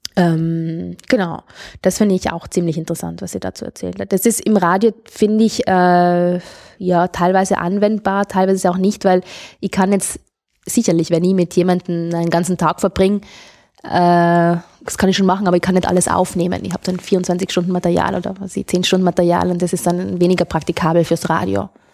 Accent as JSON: {"language": "German", "area": "South Tyrol", "region": "Trentino-Alto Adige", "country": "Italy", "said": "Ich bin aus Südtirol"}